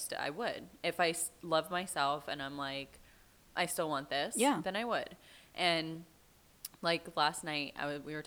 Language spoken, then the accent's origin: English; Florida, United States; now in Nashville, United States; I grew up in Florida